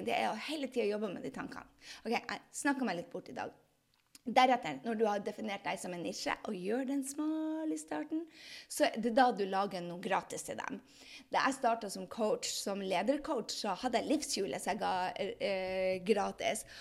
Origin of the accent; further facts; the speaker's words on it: Andøya, Nordland, Norway; Altså, jeg er fra Andøya.